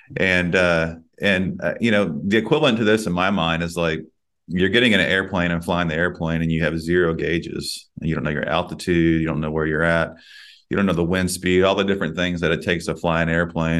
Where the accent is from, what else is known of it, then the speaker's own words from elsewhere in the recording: Texas, United States; myself, born and raised in Texas